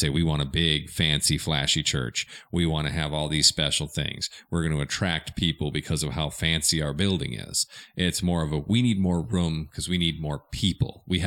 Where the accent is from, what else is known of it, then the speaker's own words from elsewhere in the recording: Minnesota, United States; now in Arkansas, United States; I'm from Minnesota